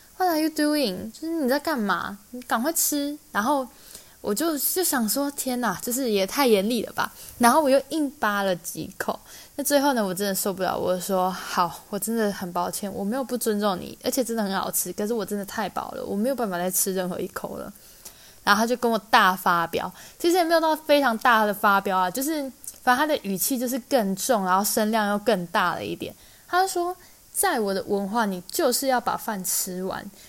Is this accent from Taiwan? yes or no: yes; Taiwan; now in Ireland; 我来自台湾